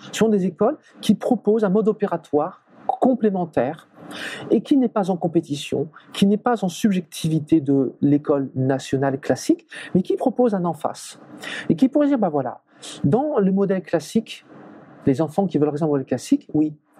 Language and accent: French; Brittany, France; je suis français, je suis breton